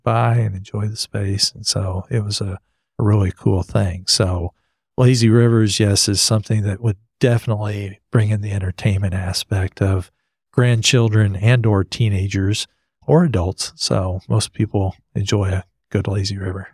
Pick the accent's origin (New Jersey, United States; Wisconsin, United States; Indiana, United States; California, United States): New Jersey, United States; now in Texas, United States; I grew up in Jersey.